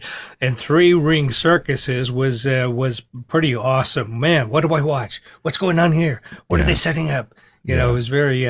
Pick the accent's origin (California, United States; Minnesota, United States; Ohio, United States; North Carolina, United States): Minnesota, United States; Hibbing; from my childhood days, growing up in Hibbing, Minnesota.